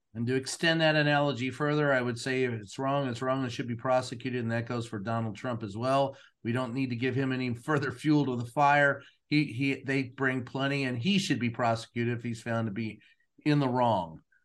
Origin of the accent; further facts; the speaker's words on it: Louisville, Kentucky, United States; growing up in Louisville